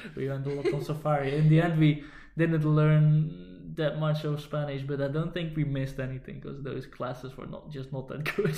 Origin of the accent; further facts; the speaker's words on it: Netherlands; English is a second language; growing up in the Netherlands